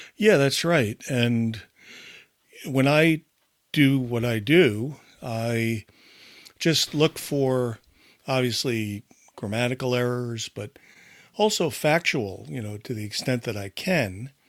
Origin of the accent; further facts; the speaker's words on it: United States; growing up in America in that, uh, time